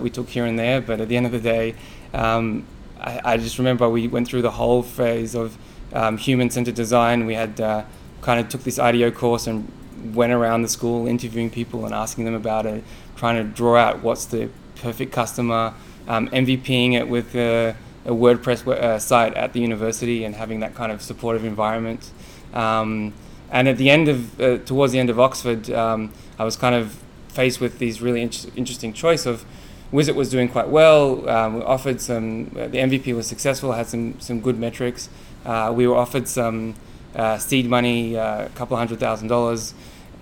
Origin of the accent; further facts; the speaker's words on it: Israel; moved away as an adult; also born or lived in Australia; now in United States; I was born in Australia and migrated to Israel, and Israel is a very entrepreneurial country. And even before I went to the military, as I finished my high school there